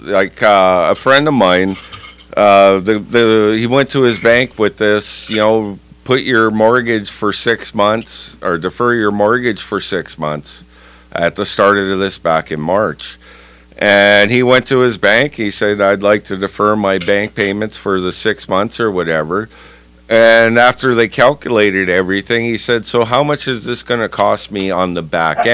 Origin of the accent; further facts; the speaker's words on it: Manitoba, Canada; I'm from Manitoba